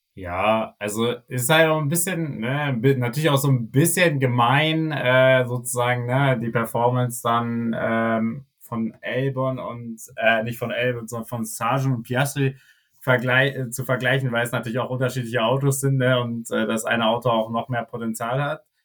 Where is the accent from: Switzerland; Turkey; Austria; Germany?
Germany; als Deutscher